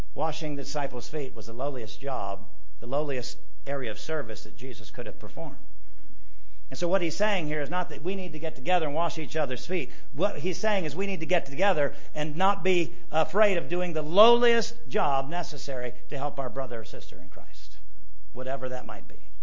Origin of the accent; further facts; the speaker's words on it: United States; I love being an American